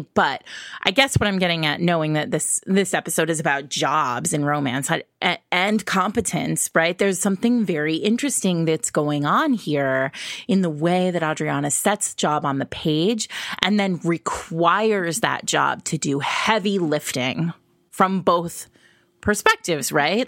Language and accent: English; New England, United States; now in New York City, United States; I grew up in New England and now I live in New York City